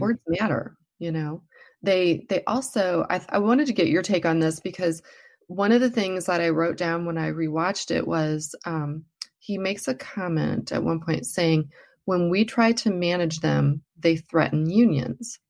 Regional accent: United States; as American workers

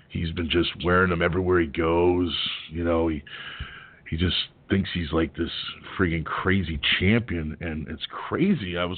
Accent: Canada; now in United States; I mean, I'm not from Canada. Well, I was from Canada, but I left there to come better myself in America.

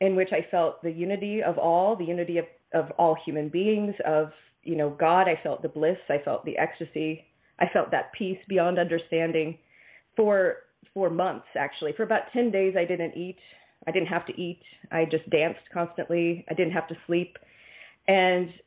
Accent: Kansas City, Missouri, United States; I was born in Kansas City, Missouri.

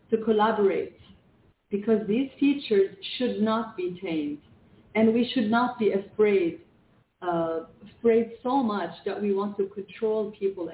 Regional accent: Canada; English is a second language; now in Lebanon; I was born in Lebanon, and as a child, we immigrated to Canada

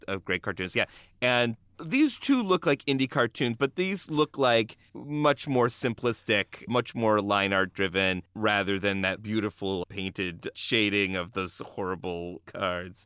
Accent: Buffalo, New York, United States; I grew up in Buffalo, New York

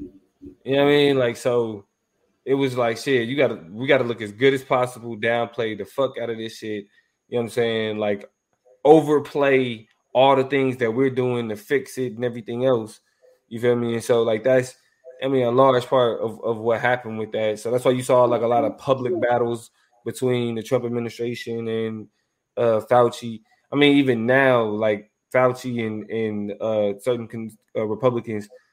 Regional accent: Kansas City, United States; growing up in Kansas City

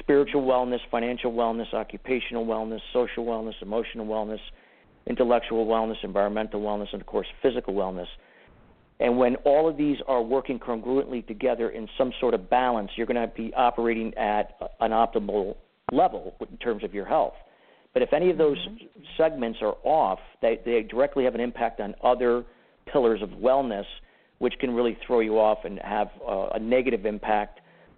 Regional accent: Danbury, Connecticut, United States; also born or lived in Clearwater, Florida / Arizona / California / Washington; spent most of my childhood and my teenage years here in Danbury, Connecticut.

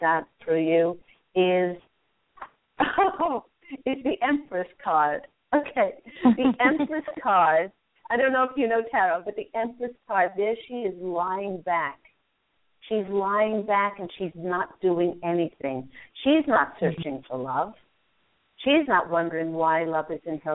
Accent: Charlottesville, Virginia, United States; moved away; I went to Albemarle High School

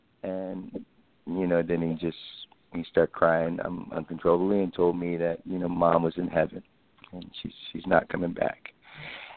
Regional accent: Philadelphia, Pennsylvania, United States; I'm from Philadelphia

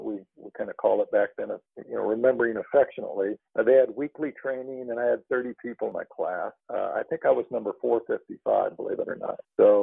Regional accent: Tucson, Arizona, United States; also born or lived in Houston; Well, I was born and raised in Arizona, Tucson

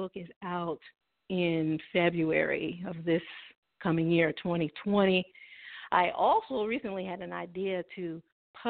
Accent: Springfield, Illinois, United States; moved away; I'm from Springfield, Illinois, born and raised

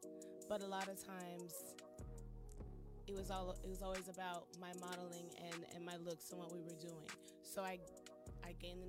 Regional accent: California, United States; also born or lived in Johnson County; I grew up in different parts of California. Both my parents are Air Force.

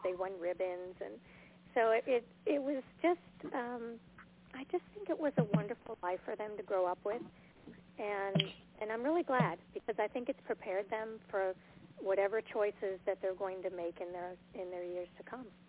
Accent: Southfield, Michigan, United States; now in Montana, United States; I was from Michigan too. I was born outside of the uh, Detroit area in Southfield

